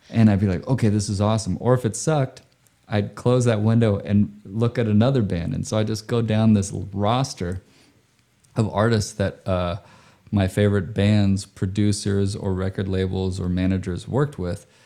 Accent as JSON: {"language": "English", "country": "Indonesia", "tie": "born or raised there", "said": "So I grew up overseas, right? I grew up in Indonesia"}